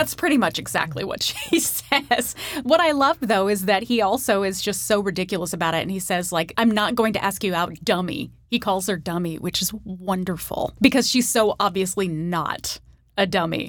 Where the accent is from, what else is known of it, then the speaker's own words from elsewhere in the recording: Sacramento, California, United States; one of the stars of my hometown